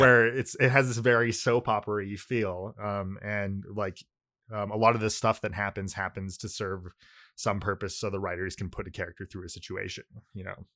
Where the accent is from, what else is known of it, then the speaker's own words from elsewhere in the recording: California, United States; first language Japanese; English is a second language; I grew up in California, but, uh, like, you know, in, like, a Japanese community